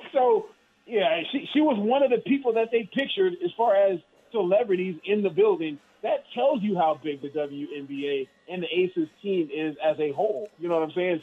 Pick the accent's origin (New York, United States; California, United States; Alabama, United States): California, United States; Vallejo; my hometown Vallejo